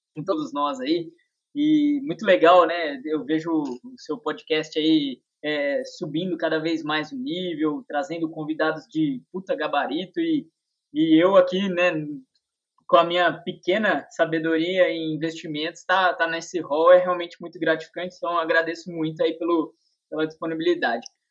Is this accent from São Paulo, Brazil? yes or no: yes; interior of São Paulo, Brazil; Eu sou do interior de São Paulo aqui